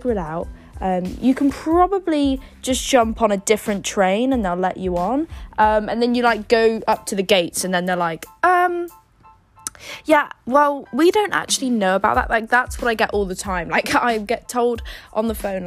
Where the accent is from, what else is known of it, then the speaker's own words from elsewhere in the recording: Yeovil, South West England, United Kingdom; moved away as an adult; now in London, United Kingdom; I travel to and from Yeovil relatively often